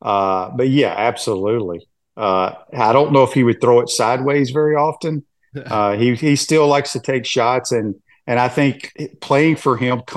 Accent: Cleveland, Mississippi, United States; moved away; where I grew up in Mississippi, up in North Mississippi, up in Cleveland

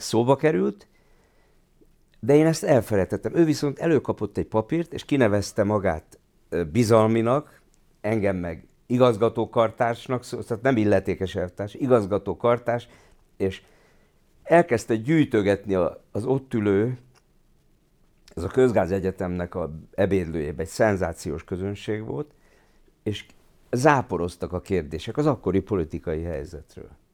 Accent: Budapest, Hungary; also born or lived in Kaposvár; ott nőttem föl a színház mellett

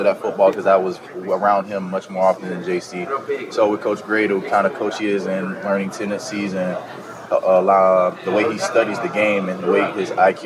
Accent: Kingstree, South Carolina, United States; where I come from King Street, South Carolina, a small rural town area

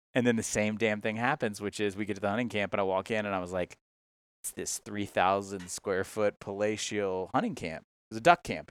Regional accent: Georgia, United States; moved away as an adult; also born or lived in Mississippi; now in Tennessee, United States; I'm originally from Georgia

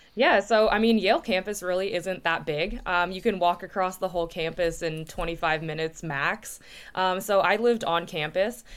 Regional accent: Oshawa, Ontario, Canada; I grew up in Oshawa, Ontario

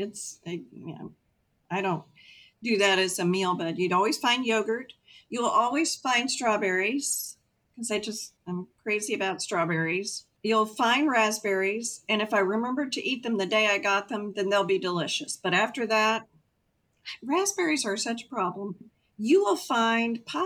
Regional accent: Texas, United States; I'm a Texan

